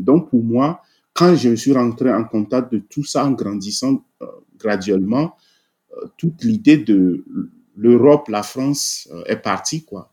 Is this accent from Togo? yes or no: yes; Togo; moved away as an adult; now in Maryland, United States; je suis né au Togo. Euh, j'ai grandi une partie de ma vie là-bas avant d'atterrir aux États-Unis en 2004